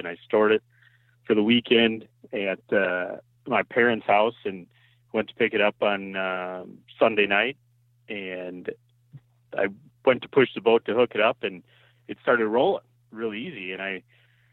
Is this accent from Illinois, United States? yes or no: no; South Central Wisconsin, United States; also born or lived in Stoughton, Wisconsin; I'm from South Central Wisconsin